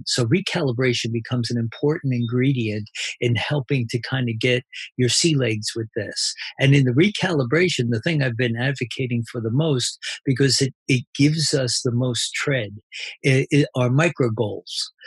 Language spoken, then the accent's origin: English; New Jersey, United States; I'm from New Jersey